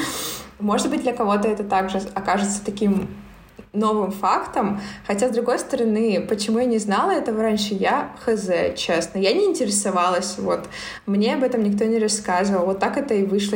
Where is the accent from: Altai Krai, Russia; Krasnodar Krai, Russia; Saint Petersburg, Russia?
Altai Krai, Russia; Barnaul; moved away as an adult; also born or lived in Irkutsk; мой родной город Барнаул